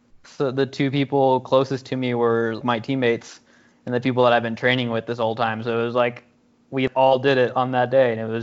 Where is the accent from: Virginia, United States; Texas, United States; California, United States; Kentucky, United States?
Texas, United States; Houston; moved away; I'm from Houston, Texas. So I grew up there